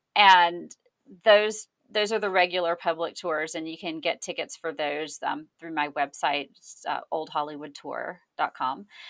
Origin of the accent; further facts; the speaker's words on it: Georgia, United States; moved away as an adult; also born or lived in Atlanta; now in Los Angeles, United States; I moved out to Los Angeles from Georgia in two thousand eight, and I grew up in a town that is, you know, if you, you say a traditional small town, but think smaller